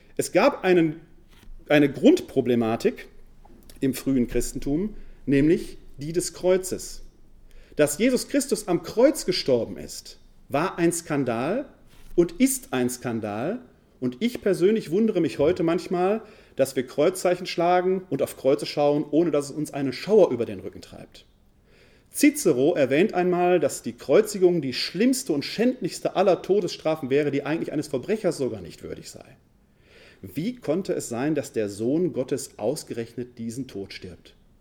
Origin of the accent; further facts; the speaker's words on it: Essen, North Rhine-Westphalia, Germany; accent: Ruhrgebiet; also born or lived in Wuppertal; Ich komme gebürtig aus dem Ruhrgebiet, aus der Stadt Essen. Man hört es meiner Sprache an.